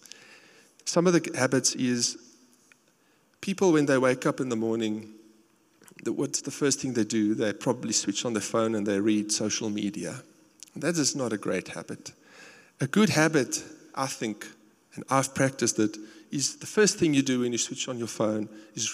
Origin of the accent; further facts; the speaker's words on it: South Africa; accent: South African; moved away as an adult; now in United States; my South African accent